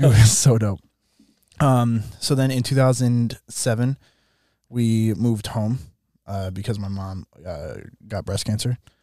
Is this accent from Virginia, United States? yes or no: no; southern Minnesota, United States; this church in my hometown